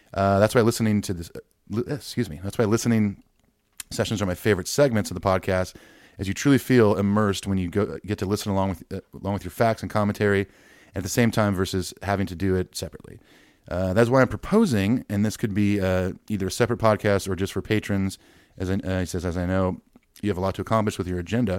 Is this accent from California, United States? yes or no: yes; California, United States; now in Los Angeles, United States; Living in the Arts District downtown Los Angeles and growing up in Orange County, like Ethan, I knew I wanted to live here